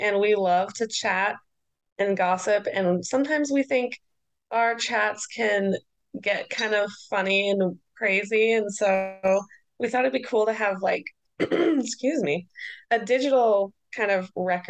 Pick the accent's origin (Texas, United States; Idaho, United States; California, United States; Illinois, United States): Idaho, United States; I'm from Idaho in the US.